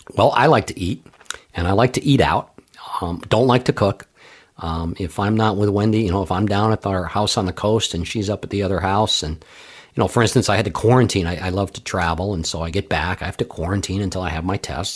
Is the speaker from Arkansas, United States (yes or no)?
no; Los Angeles, California, United States; now in Hartford, United States; I grew up out in Los Angeles